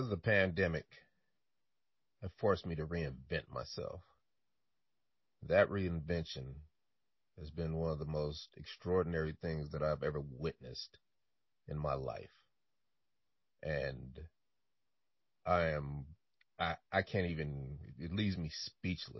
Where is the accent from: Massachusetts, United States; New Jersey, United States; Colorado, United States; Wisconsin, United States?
Colorado, United States; Denver; also born or lived in Chicago, Illinois; I was born in Chicago, Illinois, moved to Denver, Colorado when I was 4 years old and had a wonderful childhood